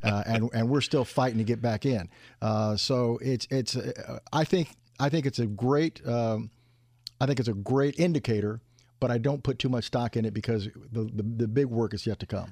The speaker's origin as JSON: {"language": "English", "area": "the Great North", "region": "Indiana", "country": "United States", "said": "I came from the Great North."}